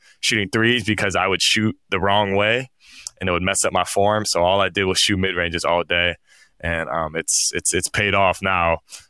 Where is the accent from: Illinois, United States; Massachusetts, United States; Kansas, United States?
Illinois, United States; I'm from Illinois